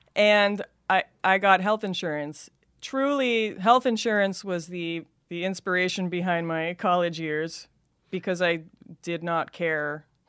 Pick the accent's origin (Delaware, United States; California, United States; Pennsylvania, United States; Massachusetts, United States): California, United States; Los Angeles; accent: Californian valley girl; I grew up in Van Nuys